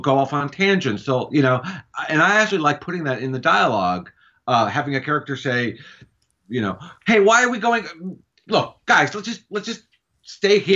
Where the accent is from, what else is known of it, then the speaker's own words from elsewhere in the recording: California, United States; also born or lived in New York; we moved out to California when I was three